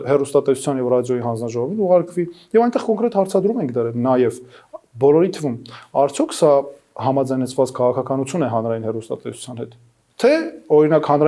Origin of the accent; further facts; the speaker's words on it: Yerevan, Armenia; also born or lived in Ukraine / United States; ես ծնվել եմ, ապրել եմ Երևանում, միջնակարգ կրթության մի մասը ստացել եմ Երևանում, մյուս մասը Ուկրաինայում եւ հաճախել եմ ուկրաինական ուսուցման դպրոց։